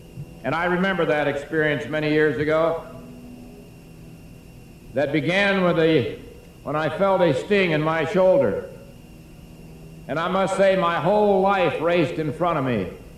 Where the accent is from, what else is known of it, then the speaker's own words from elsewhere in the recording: Russell, Kansas, United States; I saw my hometown. And then I didn't see anything for a long, long time. But the first thing I thought about was home. And the goodness of the people of Russell over the years has been a source of inspiration and strength to me.